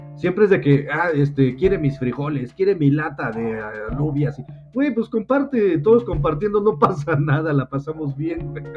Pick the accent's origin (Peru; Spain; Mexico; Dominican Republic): Mexico; aquí en México tenemos un dicho